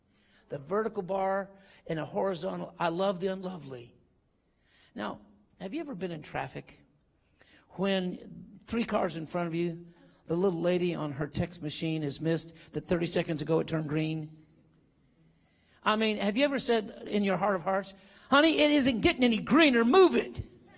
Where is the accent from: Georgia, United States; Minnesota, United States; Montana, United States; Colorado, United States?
Colorado, United States; Denver; I got there. I am from Denver. I flew in quick as I could at midnight.